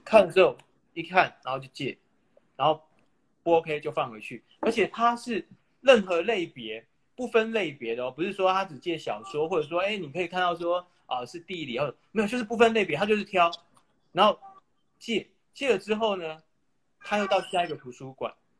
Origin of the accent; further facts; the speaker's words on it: Taiwan; 作为台湾人其实很幸运